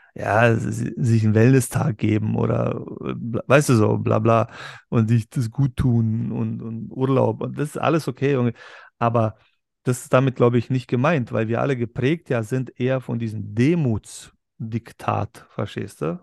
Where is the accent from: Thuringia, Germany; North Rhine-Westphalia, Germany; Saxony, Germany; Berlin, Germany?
Berlin, Germany; Wir kommen beide ja aus Berlin, aber aus zwei verschiedenen Welten in Berlin